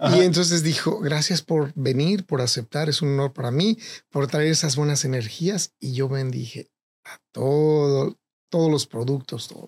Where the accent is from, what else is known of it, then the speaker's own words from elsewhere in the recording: Tecolotlán, Jalisco, Mexico; moved away; Yo nací en, en Tecolotlán, Jalisco y me crié con mis abuelos